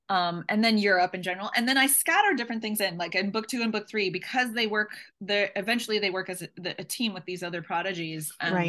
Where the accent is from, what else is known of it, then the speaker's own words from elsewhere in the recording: Seattle, Washington, United States; also born or lived in Tunisia / Finland; So the base is Seattle, because I'm from Seattle.